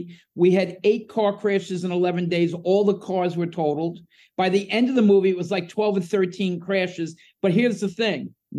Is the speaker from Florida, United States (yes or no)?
no; New Jersey, United States; Yeah, I'm from Jersey